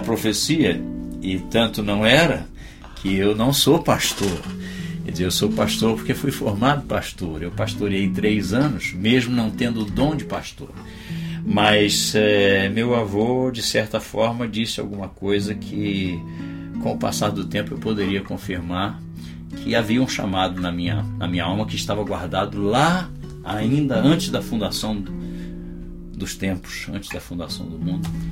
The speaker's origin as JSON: {"language": "Portuguese", "region": "Rio de Janeiro", "country": "Brazil", "tie": "born or raised there", "also_born_or_lived": "Campo Grande, Rio de Janeiro", "said": "eu sou carioca da Gema, Sim. da terra do Tuta. Nasci em Padre Miguel"}